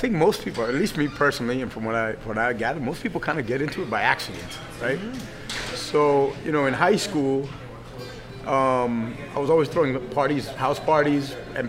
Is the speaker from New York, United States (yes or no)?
no; Miami, Florida, United States; Well, I was born here, but my family is from Cuba. They came in 1960.